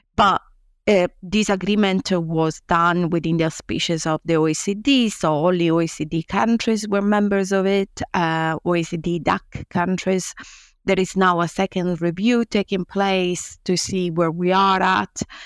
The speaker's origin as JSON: {"language": "English", "country": "Italy", "also_born_or_lived": "Rome", "moved": "as an adult", "lives_now": "Nottingham, United Kingdom", "said": "I came from Italy, a place where twenty-five years ago, academia was very different from now"}